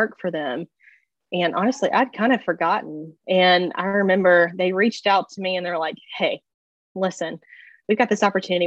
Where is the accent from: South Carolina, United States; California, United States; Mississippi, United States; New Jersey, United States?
Mississippi, United States; Laurel; moved away as an adult; now in Birmingham, United States; I grew up in Laurel, Mississippi